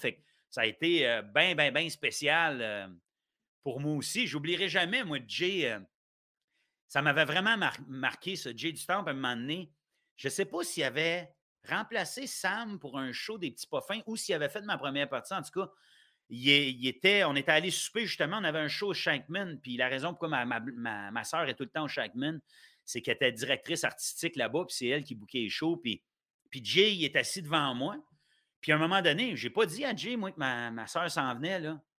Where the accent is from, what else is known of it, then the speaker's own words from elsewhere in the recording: Ottawa, Ontario, Canada; also born or lived in Gatineau, Quebec / Sainte-Agathe-des-Monts, Quebec; je restais au Québec avant. Tu les dix premières années de ma vie, j'étais à, Gatineau puis à saint agathe des monts et Laurentides tout le monde pense que je, suis ontarien depuis. Parce que moi, je suis né à Ottawa.